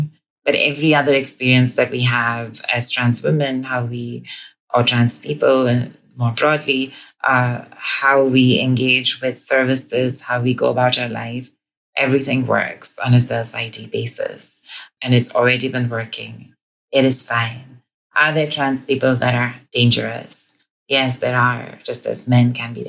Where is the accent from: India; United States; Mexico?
India; moved away as an adult; now in Scotland, United Kingdom; my experience growing up in India. I transitioned in India before I came here